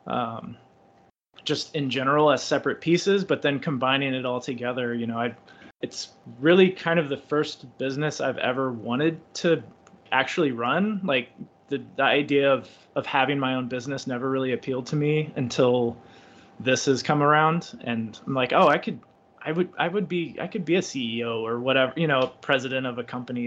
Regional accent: United States; I'm American

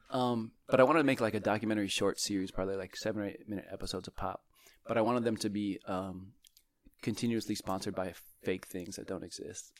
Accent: Bay Area, California, United States; I'm from the Bay Area

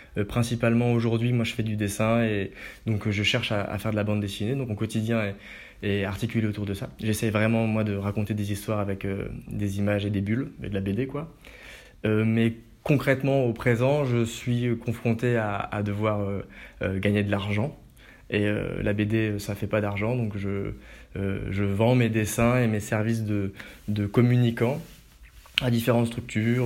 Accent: Haute-Marne, Grand Est, France; also born or lived in Metz; now in Paris, France; je suis natif de Haute-Marne

